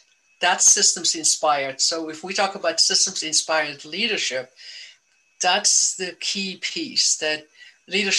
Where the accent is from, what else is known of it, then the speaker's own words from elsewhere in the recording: South Africa; now in United States; I grew up in South Africa